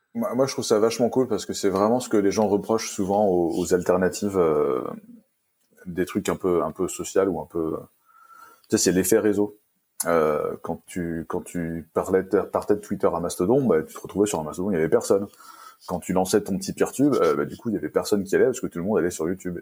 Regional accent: Vendée, Pays de la Loire, France; j'étais de Vendée

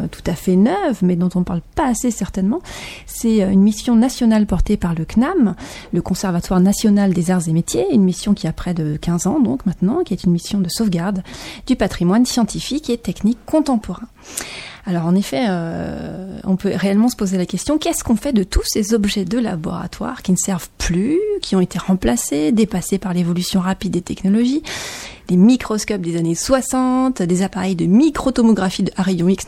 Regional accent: Auvergne-Rhône-Alpes, France; je suis auvergnate

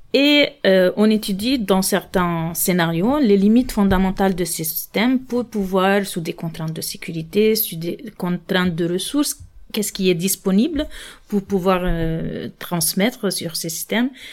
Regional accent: Lebanon; moved away as an adult; now in France; je suis libanaise et française par naturalisation. Donc, moi, mon diplôme euh, d'ingénieur, je l'ai obtenu au Liban

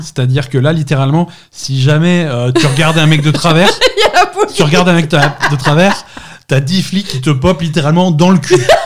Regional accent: Marseille, Provence-Alpes-Côte d'Azur, France; je suis marseillais

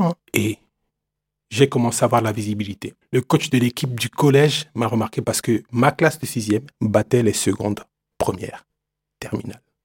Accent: Douala, Littoral, Cameroon; moved away; Je suis né à Douala, Cameroun. C'est une ville euh, côtière

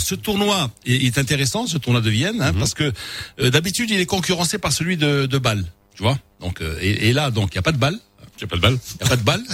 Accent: Morocco; chez nous au Maroc

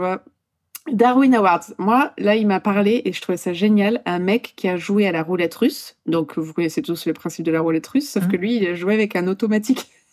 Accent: Poland; moved away; je suis polonaise

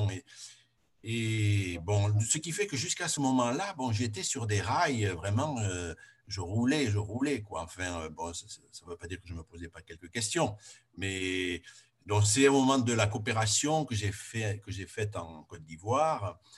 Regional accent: Juillan, Occitania, France; born there; je suis né à Juillan, donc il y a 73 ans, dans une, une famille d'agriculteurs parents étaient, paysans, une petite, euh, une, petite ferme

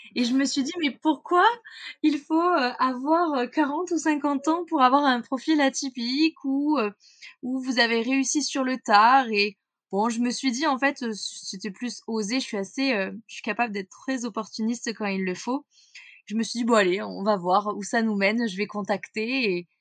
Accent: Corrèze, Nouvelle-Aquitaine, France; Je suis née en Corrèze, petit euh, petit département à peu près vers le centre de la France. J'y ai grandi

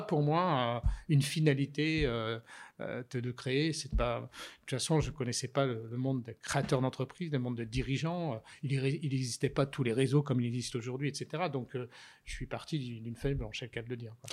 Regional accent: Burgundy, Bourgogne-Franche-Comté, France; j'ai essuyé mes culottes courtes quand j'étais petit sur des bancs d'école, puisque mes parents étaient instituteurs. Et dans un village de Bourgogne

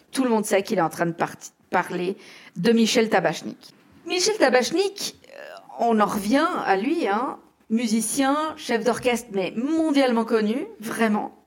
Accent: Geneva, Switzerland; en tant que genevoise

